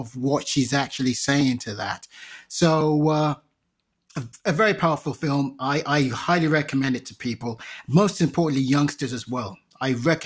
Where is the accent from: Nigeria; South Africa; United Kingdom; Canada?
Nigeria; as a Nigerian